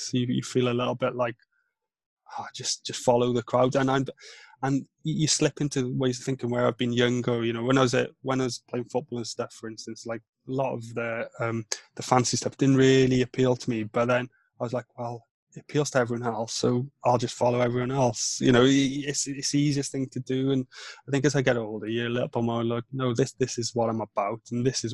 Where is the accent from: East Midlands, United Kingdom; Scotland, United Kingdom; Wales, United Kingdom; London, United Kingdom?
Wales, United Kingdom; first language Welsh; English is a second language; moved away; also born or lived in north of England; Welsh is my first language in terms of my mum and my dad speak Welsh